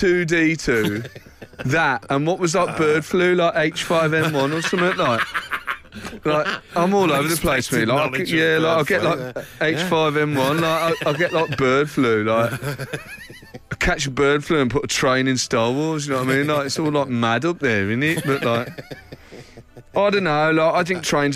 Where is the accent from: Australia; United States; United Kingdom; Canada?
United Kingdom; Birmingham, West Midlands; I'm from Birmingham and I work in Manchester